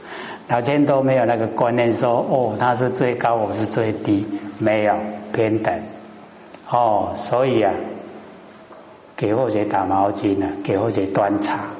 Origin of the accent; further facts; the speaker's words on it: Taiwan; 我们台湾话讲，哎，看严严嘞，不然会倒下去。